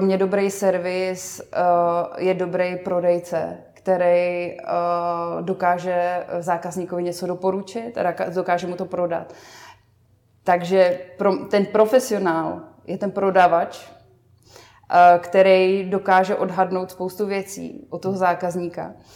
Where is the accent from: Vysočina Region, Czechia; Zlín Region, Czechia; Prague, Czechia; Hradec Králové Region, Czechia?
Zlín Region, Czechia; Vsetín; na Moravě, odkud pocházím ve Vsetíně